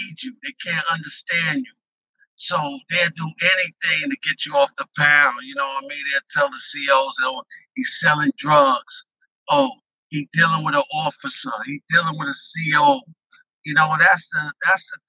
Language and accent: English; Westchester, New York, United States; I'm from Westchester